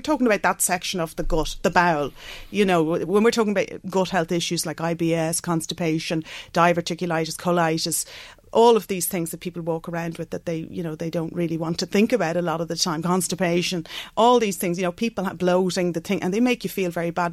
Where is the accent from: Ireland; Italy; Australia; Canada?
Ireland; Bective, Leinster; also born or lived in London; I grew up just outside Navan uh, in Bective and uh, went to school in Mercy Convent.